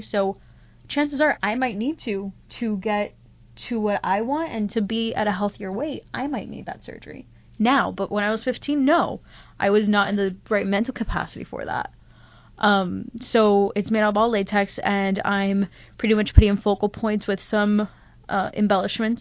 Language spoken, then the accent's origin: English; Miami, Florida, United States; moved away; I grew up in Miami